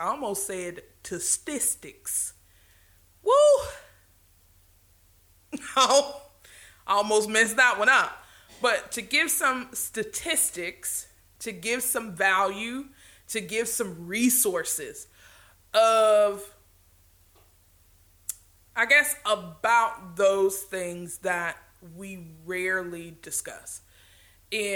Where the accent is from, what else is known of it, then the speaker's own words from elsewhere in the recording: the South, Southern United States, United States; accent: Southern; I'm a little bit Southern, so there may be some things that I say that you really don't understand